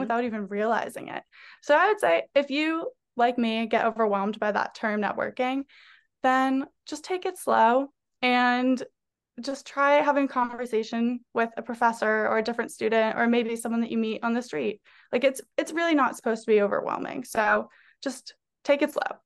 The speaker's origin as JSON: {"language": "English", "town": "North Andover", "region": "Massachusetts", "country": "United States", "tie": "born or raised there", "also_born_or_lived": "New York", "moved": "as an adult", "said": "I'm from Massachusetts, specifically North Andover, Massachusetts, so just thirty minutes north of Boston"}